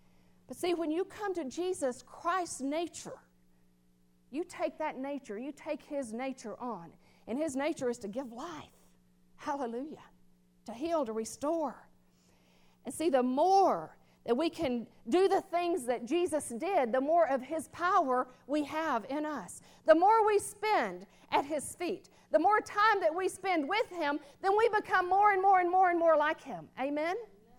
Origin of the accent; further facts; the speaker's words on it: the South, United States; born there; Because I was born in the South. And so some of that's still in me, that nature.